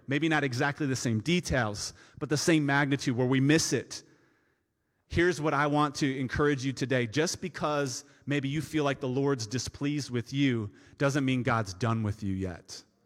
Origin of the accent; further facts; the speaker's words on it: United States; I grew up in Shenandoah, a subdivision here off of Old twenty-three